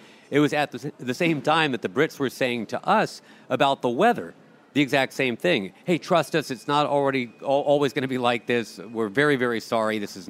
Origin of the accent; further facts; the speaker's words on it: Boston, Massachusetts, United States; since we're from Boston